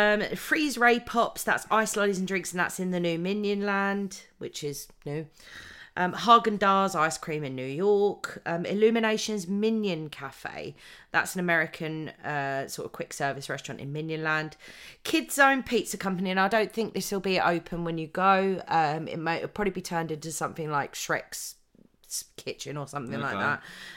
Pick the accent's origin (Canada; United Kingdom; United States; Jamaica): United Kingdom; because we are British